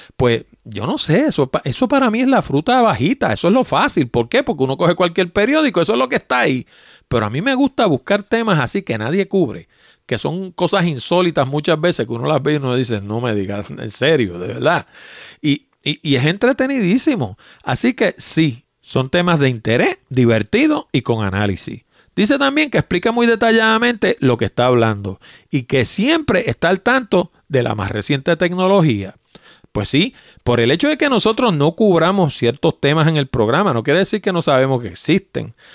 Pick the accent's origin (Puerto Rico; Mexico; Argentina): Puerto Rico; accent: Puerto Rican; also born or lived in New York; Yo me crié en Puerto Rico, yo nací en Nueva York, Vine aquí de nueve años y tengo 60, así que llevo 51 años inmerso